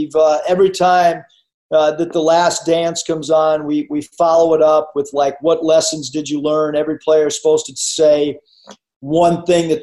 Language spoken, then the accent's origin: English; Cleveland, Ohio, United States; now in Arkansas, United States; I'm from Cleveland